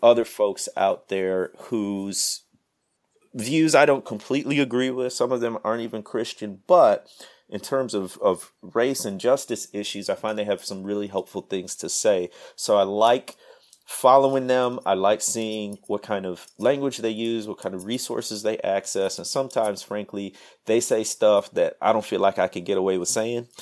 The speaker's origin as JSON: {"language": "English", "region": "Midwest", "country": "United States", "tie": "born or raised there", "also_born_or_lived": "Mississippi Delta", "moved": "as an adult", "lives_now": "Mississippi, United States", "said": "I grew up in the Mid-, Midwest, moved down south, man, thirteen years ago now"}